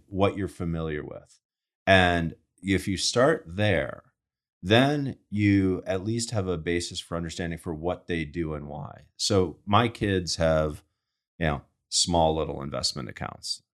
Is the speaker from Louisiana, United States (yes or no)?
no; Rochester, New York, United States; moved away as an adult; also born or lived in Manhattan, New York; I grew up in Rochester